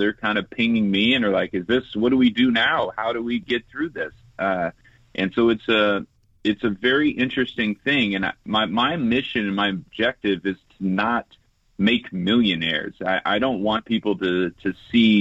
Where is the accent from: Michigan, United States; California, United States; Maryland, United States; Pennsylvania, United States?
California, United States; Southern; I grew up playing sports in Southern California